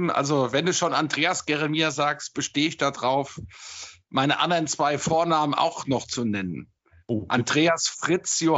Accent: Frankfurt, Hesse, Germany; Ich bin echter Frankfurter

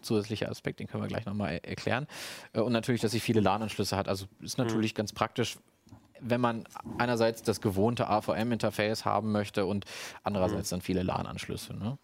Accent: Germany; als Deutscher

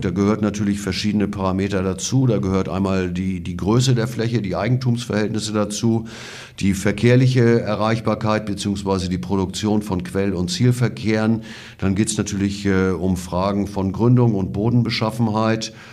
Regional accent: Schleswig-Holstein, Germany; bei uns in Schleswig-Holstein

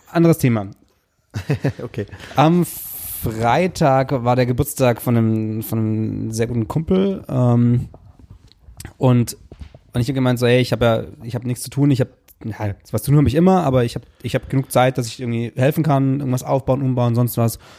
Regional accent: Kirchheim, Baden-Württemberg, Germany; Die Minibar ist eine Mietbar in Stuttgart. Äh, in, in Kirchheim, da, da wo ich herkomme.

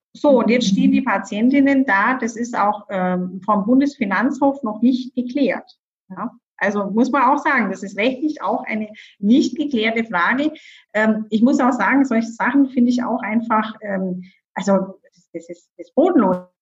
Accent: Bavaria, Germany; ich komme ja aus Bayern

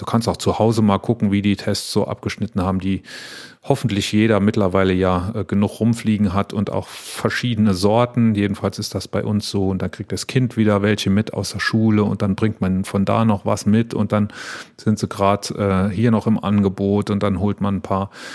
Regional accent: near Wallerfangen, Saarland, Germany; in Wallerfangen, was im schönen Saarland ist, fast äh, an der Grenze zu Frankreich, äh, ganz, ganz nah da, wo ich aufgewachsen bin

